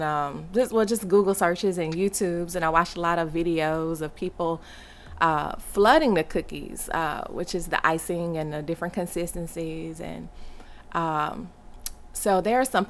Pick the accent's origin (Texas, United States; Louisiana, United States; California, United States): Louisiana, United States; Baton Rouge; moved away as an adult; also born or lived in Japan; I'm originally from Baton Rouge, Louisiana